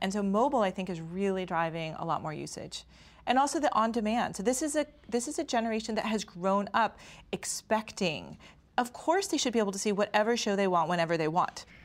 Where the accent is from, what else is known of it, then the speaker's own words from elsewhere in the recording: Stanford, California, United States; we grew up on the Stanford campus